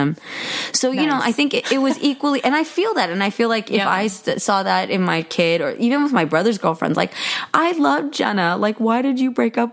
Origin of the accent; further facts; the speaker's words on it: United States; I'm an American, so like we date in America